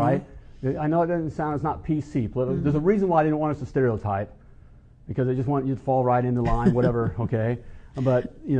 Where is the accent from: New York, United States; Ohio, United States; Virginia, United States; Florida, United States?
Ohio, United States; Dayton; my hometown where mm-hmm. I grew up most of my life, Dayton, mm-hmm. Ohio.